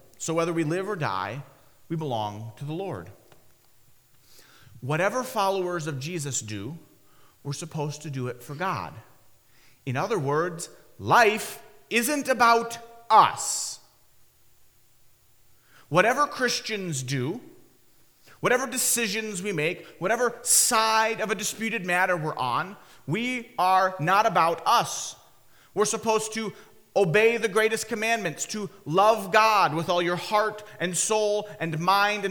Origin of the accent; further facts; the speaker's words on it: Michigan, United States; When Haley, my wife Haley, and I were growing up in Michigan, we lived in a part of Michigan